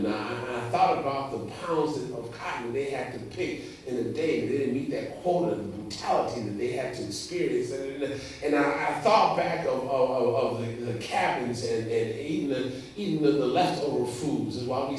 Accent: Indiana, United States; moved away; also born or lived in South Carolina; So, I'm from Indiana, so it's a rule. I lived in Indiana for a number of years, born in Indiana. It's a rural community, and we have nothing but corn and soybeans. Soybeans and corn. I came to South Carolina.

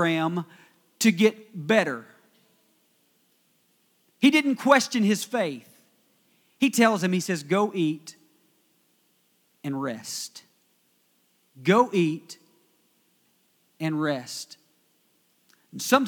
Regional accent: West Virginia, United States; I am from West Virginia

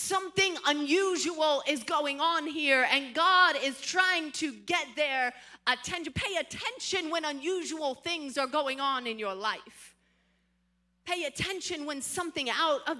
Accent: Midwest, United States; I grew up here in the Midwest. In fact, I grew up in the country Midwest

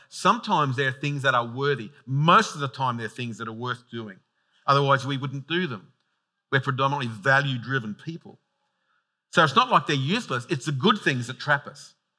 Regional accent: Sydney, New South Wales, Australia; I'm from out that way.

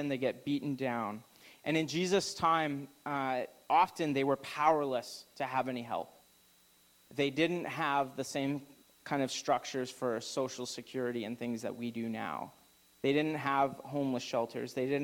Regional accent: Alberta, Canada; now in Okanagan, Canada; I'm from Alberta

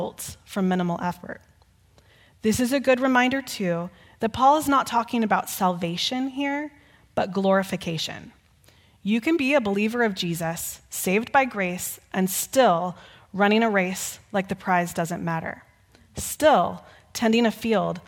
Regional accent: Texas, United States; Growing up in Texas, we would often hear stories about the Alamo.

